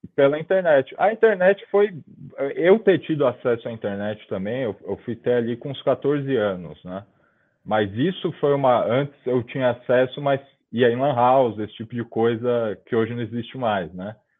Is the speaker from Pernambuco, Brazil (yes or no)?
no; São Paulo, Brazil; eu nasci em 1996, 27 de janeiro de 96, em São Paulo, na zona leste de São Paulo